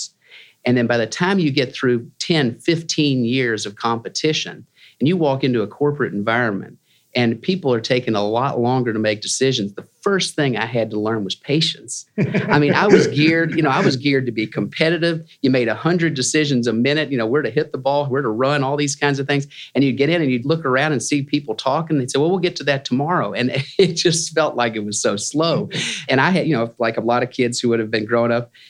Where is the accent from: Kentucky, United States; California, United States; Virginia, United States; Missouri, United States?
Kentucky, United States; Louisville; I grew up in Louisville, Kentucky